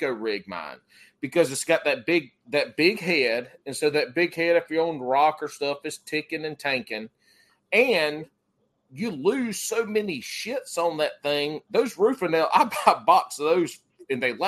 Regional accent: McBee, South Carolina, United States; I was born and raised in South Carolina

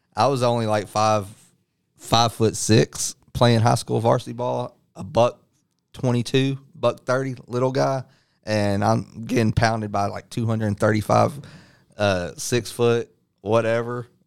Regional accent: Midlothian, Texas, United States; also born or lived in Dallas, Texas / Lancaster, Texas / Waxahachie, Texas; we moved to Midlothian, Texas before it blew up, and I basically lived in between Midlothian and Waxahachie basically all my life

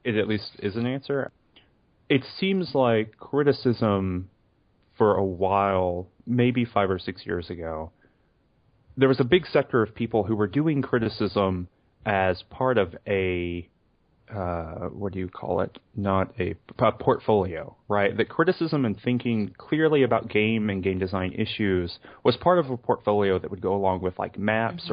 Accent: the South, United States; I'm from the South

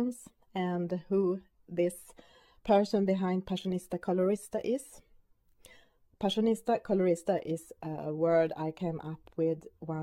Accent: Sweden; first language Swedish; English is a second language; My main language is, of course, Swedish.

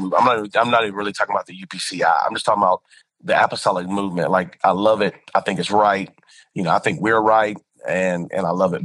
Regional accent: Spring Lake, North Carolina, United States; also born or lived in Lumberton, North Carolina; I was raised in a little small town called Spring Lake, and it's right outside of Fort Bragg area

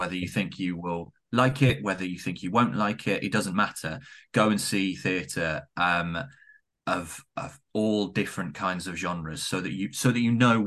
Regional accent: the Southwest, South West England, United Kingdom; I'm also from the Southwest

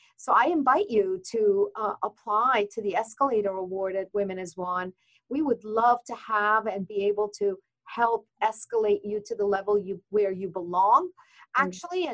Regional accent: Iran; moved away; as a woman from Iranian uh, background, I'm from Iran

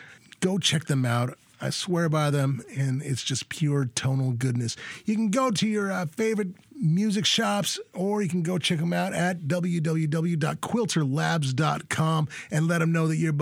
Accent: Southwest, United States; now in Minneapolis, United States; But I'm also from the Southwest

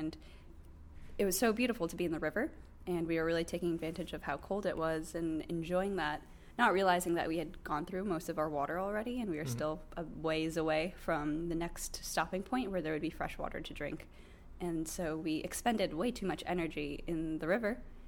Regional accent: New York, United States; we're from New York

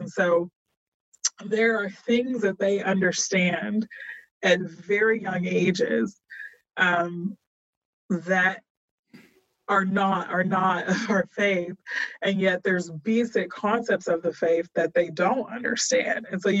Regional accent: Texas, United States; and I'm a Texan, and I tell people East Texas is still like another country. And I grew up in Texas.

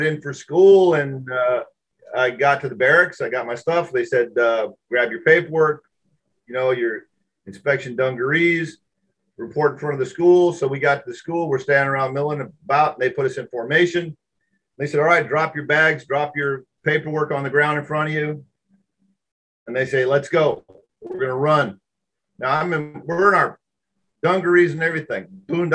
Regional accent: Seattle, Washington, United States; moved away as an adult; I was raised in Washington State with a lot of lakes, a lot of rivers.

